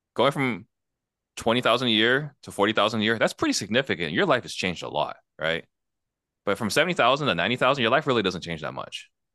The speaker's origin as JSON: {"language": "English", "region": "Arizona", "country": "United States", "tie": "born or raised there", "also_born_or_lived": "Italy / California", "said": "everything I know is Arizona. So I'm American through and through"}